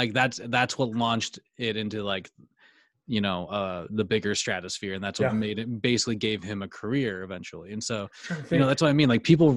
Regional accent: United States; We are American.

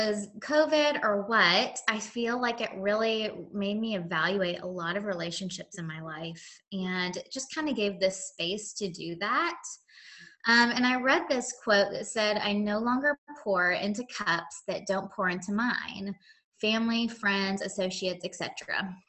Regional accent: Oregon, United States; moved away as an adult; also born or lived in Seattle, Washington; now in Nashville, United States; I am originally from Oregon, but I live in Tennessee. I've lived in Nashville for about, close to 17 years

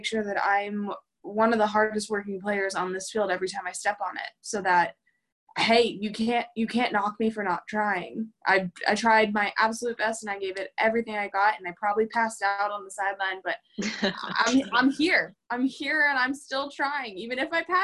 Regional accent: Pittsburgh, Pennsylvania, United States; moved away; I came from Western Pennsylvania, Pittsburgh

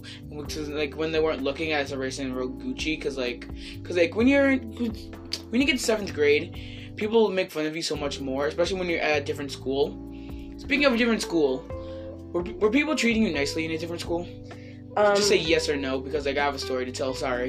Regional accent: Haverhill, Massachusetts, United States; No. I'm from Haverhill.

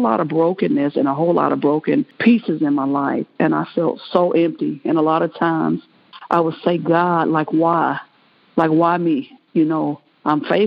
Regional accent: Kansas City, Missouri, United States; I'm from Kansas City, Missouri

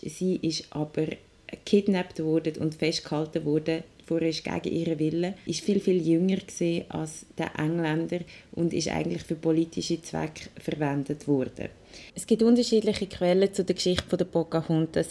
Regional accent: Willisau, Lucerne, Switzerland; Ich bin in Willisau aufgewachsen im Luzerner Hinterland

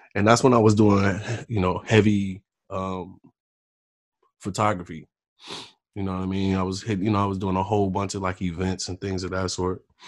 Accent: Chicago, Illinois, United States; I'm from Chicago

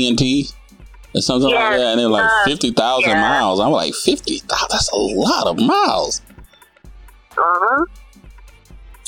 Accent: the South, United States; I'm a Southerner

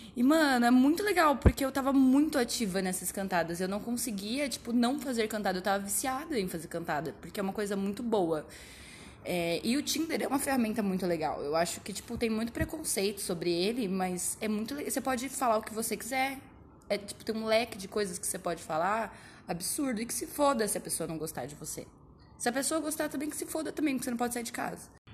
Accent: Indaiatuba, São Paulo, Brazil; eu sou de Indaiatuba, que é uma cidade muito pequena

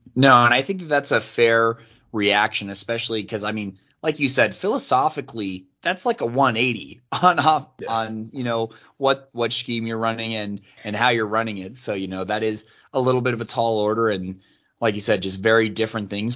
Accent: Colorado, United States; I grew up born and raised in Colorado, so I grew up a Denver fan

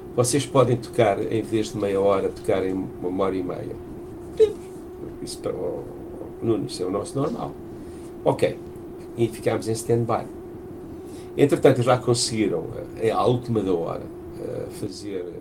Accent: Portugal; nós estamos em Portugal, somos portugueses

